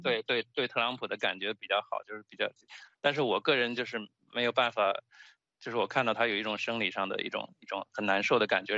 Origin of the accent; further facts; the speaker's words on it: China; accent: Chinese; now in United States; 就是我口音没有说重到别人听不懂，但是就是说。你能听出一个很明显的中国口音